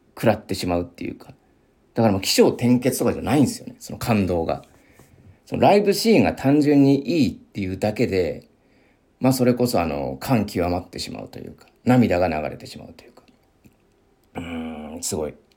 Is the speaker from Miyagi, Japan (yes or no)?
yes; Miyagi, Japan; accent: Sendai dialect; moved away; 宮城出身で、もう仙台弁というか、まあ、出てくるまでは普通に使ってたというか、まあ、浴びて、あの、両親とかね、あの同級生とか、まあ先生とかのね、方言を浴びて育ってきた